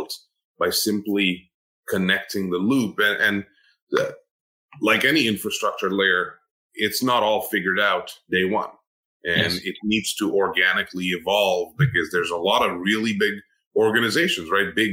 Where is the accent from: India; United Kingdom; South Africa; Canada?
India; moved away as an adult; now in United States; I'm an immigrant to the U.S., right? I grew up in India